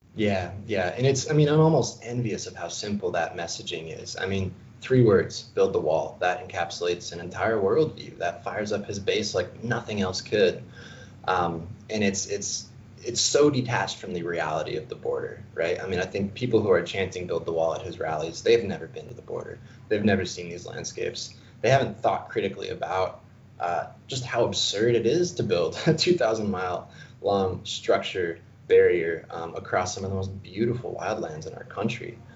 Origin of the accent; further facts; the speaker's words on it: Arizona, United States; I'm born and raised in Arizona